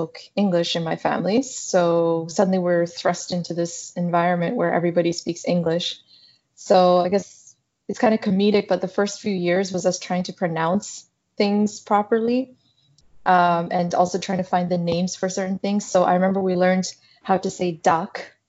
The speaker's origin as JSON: {"language": "English", "region": "Saskatchewan", "country": "Canada", "tie": "born or raised there", "also_born_or_lived": "South Sudan / Uganda", "moved": "as an adult", "lives_now": "Toronto, Canada"}